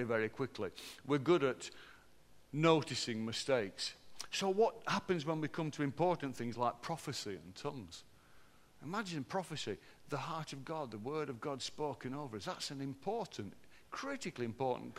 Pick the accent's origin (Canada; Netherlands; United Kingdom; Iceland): United Kingdom; Barnsley, Yorkshire and the Humber; How can they tell I'm from Barnsley, Neil? Because I flatten my vowels. I'm obviously a Barnsley bloke